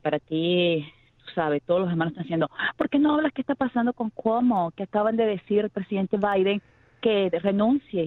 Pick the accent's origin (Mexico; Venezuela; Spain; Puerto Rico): Venezuela; yo no soy mexicana, que yo soy venezolana